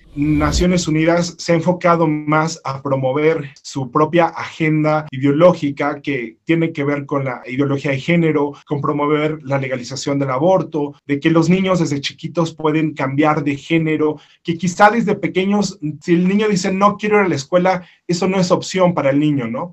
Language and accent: Spanish; Mexico; originario de México